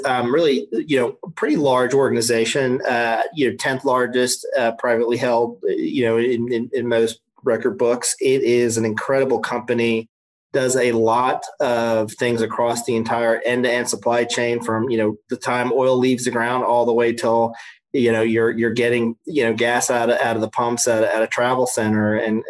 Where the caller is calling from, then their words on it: Knoxville, Tennessee, United States; I am in Knoxville, Tennessee.